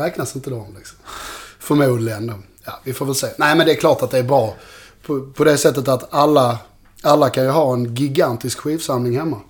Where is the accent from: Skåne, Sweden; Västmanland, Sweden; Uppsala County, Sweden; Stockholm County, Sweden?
Skåne, Sweden; Malmö; i Malmö där jag är ifrån